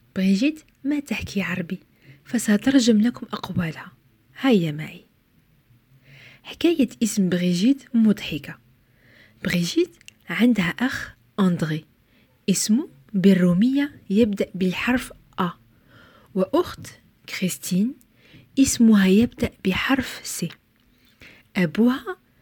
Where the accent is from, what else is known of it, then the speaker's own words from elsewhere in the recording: Algeria; في بلدي الجزائر